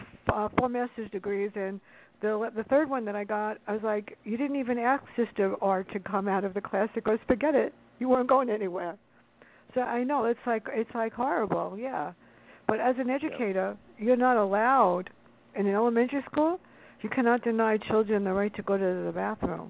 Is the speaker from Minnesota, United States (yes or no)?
no; New York City, New York, United States; I grew up near Fordham Road in the Bronx